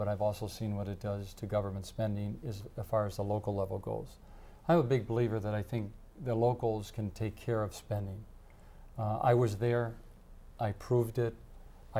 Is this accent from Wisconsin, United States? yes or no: yes; Madison, Wisconsin, United States; also born or lived in Fitchburg, Wisconsin; I'm a Dane County long resident. I grew up in Westmoreland. I moved to Fitchburg